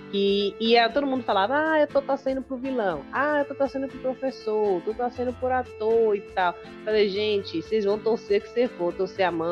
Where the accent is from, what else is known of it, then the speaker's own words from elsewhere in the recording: Salvador, Bahia, Brazil; as pessoas não sabem que eu sou baiana. Acho que só pelo sotaque mas eu sou da Bahia, sou de Salvador.